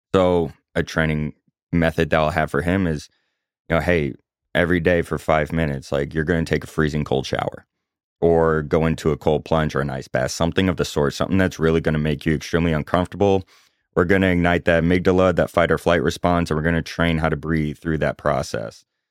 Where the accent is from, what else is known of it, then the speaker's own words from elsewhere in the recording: Chapel Hill, North Carolina, United States; moved away as an adult; also born or lived in Omaha, Nebraska; now in Charlotte, United States; I grew up in Chapel Hill, North Carolina.